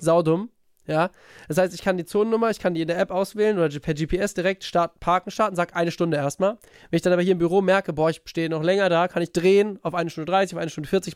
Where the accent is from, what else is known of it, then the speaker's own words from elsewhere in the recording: near Frankfurt, Hesse, Germany; ich komme aus da, äh, in der Nähe von Frankfurt